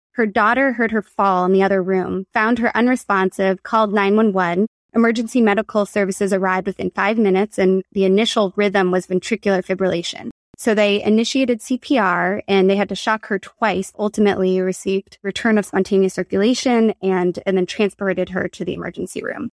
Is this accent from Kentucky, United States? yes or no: no; Berkeley, California, United States; also born or lived in San Francisco, United States; now in Los Angeles, United States; I'm from Berkeley, California